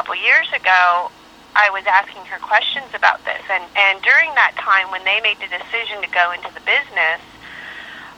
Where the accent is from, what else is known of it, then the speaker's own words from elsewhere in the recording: Los Angeles, California, United States; also born or lived in Valencia, California / Granada Hills, California; I was born in Valencia, Granada Hills, California, but my family, we grew up in the L.A. area, mm-hmm. San Fernando Valley